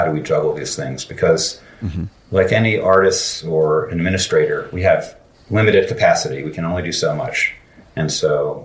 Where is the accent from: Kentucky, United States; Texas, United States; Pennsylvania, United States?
Pennsylvania, United States; Philadelphia; institutions in my hometown of Philly